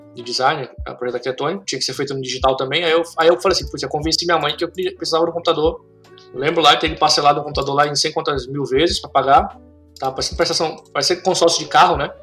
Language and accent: Portuguese; Brazil; moved away as an adult; also born or lived in Russia / Dubai; now in Canada; eu sou brasileiro